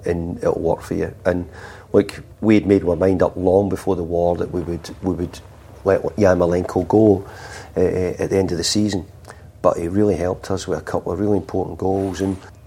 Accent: Scotland, United Kingdom; now in England; we're both from Scotland

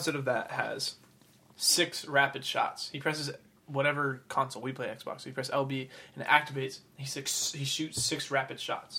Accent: Florida, United States; Tell, we're from Florida. We're real Southern.

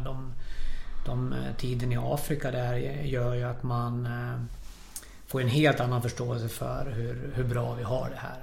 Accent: Falun, Dalarna County, Sweden; Jag är född och uppvuxen här i Falun

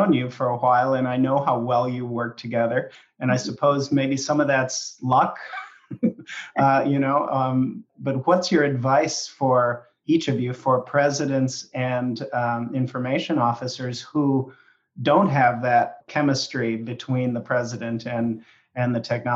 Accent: Minneapolis, Minnesota, United States; moved away; back in my hometown of Minneapolis, St. Paul in Minnesota

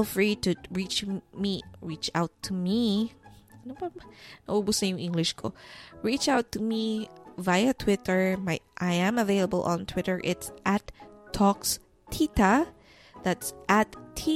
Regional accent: Philippines; that's me being Filipino

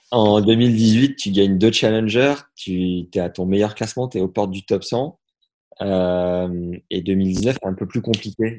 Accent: Nevers, Bourgogne-Franche-Comté, France; je suis de Nevers

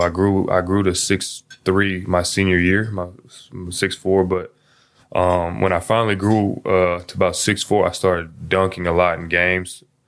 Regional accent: Seattle, Washington, United States; I grew up in Seattle

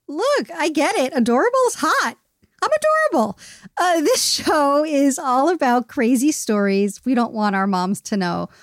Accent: New York City, New York, United States; I grew up in Queens

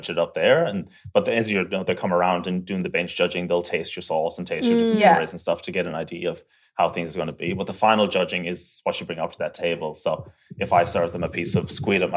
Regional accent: Ireland; moved away as an adult; now in Australia; me being Irish and a lot of the similar like food cultures and stuff that we grew up

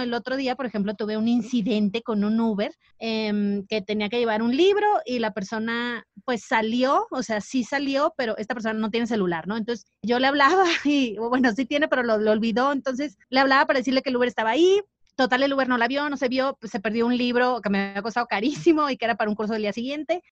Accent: Mazatlán, Sinaloa, Mexico; moved away; yo soy de Mazatlán

